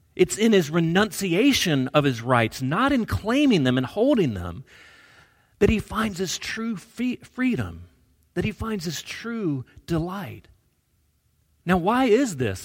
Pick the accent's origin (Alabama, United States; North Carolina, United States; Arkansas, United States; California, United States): Alabama, United States; I grew up in Alabama